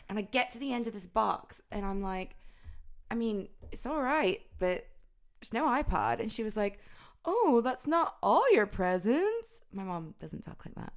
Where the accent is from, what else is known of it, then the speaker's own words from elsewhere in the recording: the South, United States; growing up in the South, like, obviously there's a load of, like, country influence